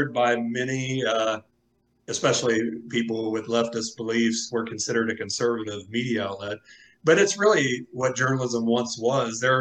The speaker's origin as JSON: {"language": "English", "town": "Xenia", "region": "Ohio", "country": "United States", "tie": "born or raised there", "also_born_or_lived": "Florida", "said": "grew up in Xenia, I grew up in Ohio."}